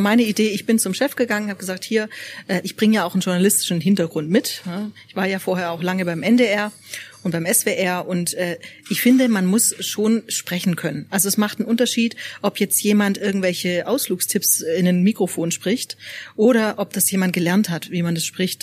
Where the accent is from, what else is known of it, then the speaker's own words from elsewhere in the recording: Swabia, Germany; now in Freiburg, Germany; Ich darf das ja sagen als Schwäbin